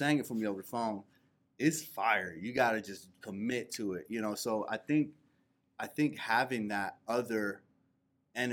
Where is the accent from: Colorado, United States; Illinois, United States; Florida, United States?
Florida, United States; Central; now in Atlanta, United States; I'm from Central Florida originally.